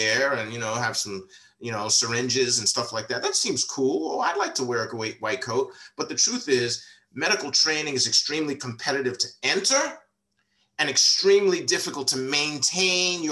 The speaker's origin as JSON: {"language": "English", "region": "New York", "country": "United States", "tie": "born or raised there", "also_born_or_lived": "Washington, DC / Maryland / Virginia area", "moved": "yes", "lives_now": "Washington DC area, United States", "said": "I grew up in New York"}